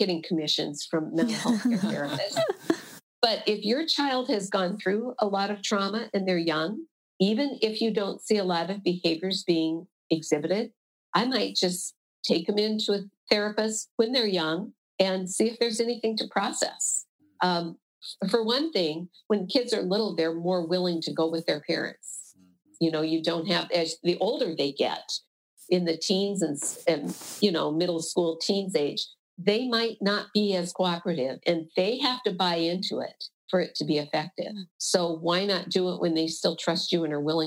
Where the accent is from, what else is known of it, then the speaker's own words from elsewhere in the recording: Iowa, United States; I'm from Iowa.